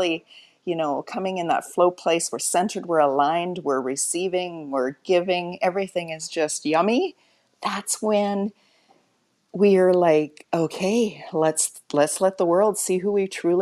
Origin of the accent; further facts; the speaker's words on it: Alberta, Canada; now in Mexico; I'm actually from Alberta, Canada, currently in Mexico.